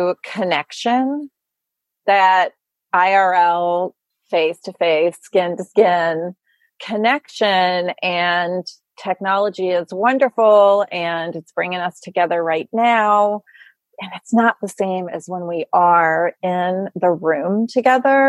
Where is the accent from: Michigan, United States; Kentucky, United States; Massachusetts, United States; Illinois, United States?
Kentucky, United States; Louisville; moved away as an adult; now in New York, United States; I grew up in Louisville